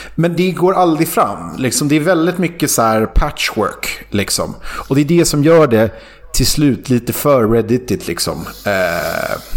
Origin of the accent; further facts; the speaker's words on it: Sweden; Som svensk